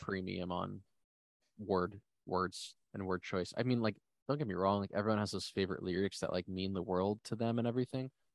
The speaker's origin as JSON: {"language": "English", "region": "New Jersey", "country": "United States", "said": "I'm from New Jersey"}